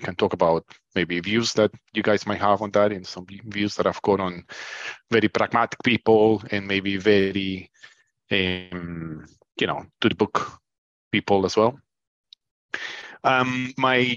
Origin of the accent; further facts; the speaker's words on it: Colombia; now in United Kingdom; I'm originally from Colombia. I've been in the UK for probably 20 years.